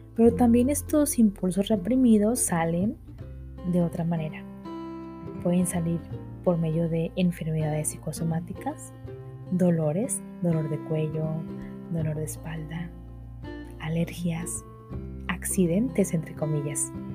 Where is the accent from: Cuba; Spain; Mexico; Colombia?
Mexico; por lo menos en México donde soy yo